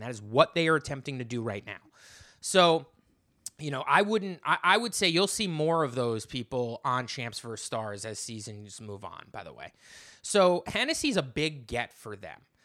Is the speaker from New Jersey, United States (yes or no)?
yes; New Jersey, United States; moved away as an adult; now in Brooklyn, United States; I grew up in New Jersey, I live in Brooklyn